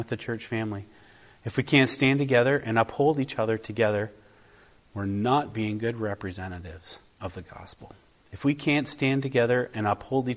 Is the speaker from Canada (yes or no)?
yes; Canada; I'm a Canadian traveling to another part of the world. Do people know I'm a Canadian by the way I am?